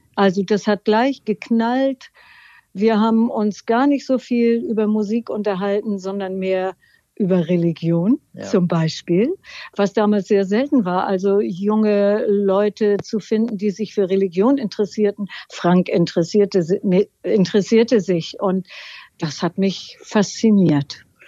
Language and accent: German; Northern Germany, Germany; wir sind nun wirklich hier aus dem Norden, ganz nah an Schleswig-Holstein